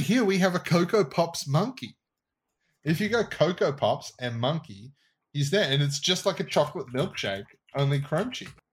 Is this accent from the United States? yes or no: no; Australia; as an Australian